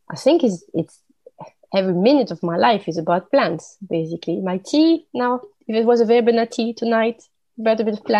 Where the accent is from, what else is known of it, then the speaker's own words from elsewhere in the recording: France; English is a second language; moved away as an adult; now in Sweden; I born and raised in France, living in Sweden now for many years